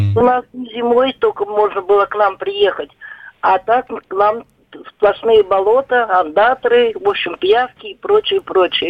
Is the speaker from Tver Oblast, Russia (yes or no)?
yes; Tver, Tver Oblast, Russia; born or raised there